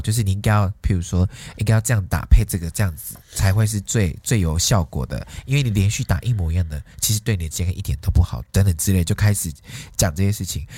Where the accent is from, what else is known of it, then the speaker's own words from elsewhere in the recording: Taiwan; 我们台湾人